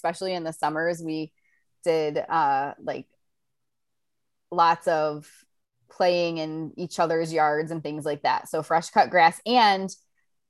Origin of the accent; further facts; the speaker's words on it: Ohio, United States; moved away as an adult; now in Florida, United States; growing up in Ohio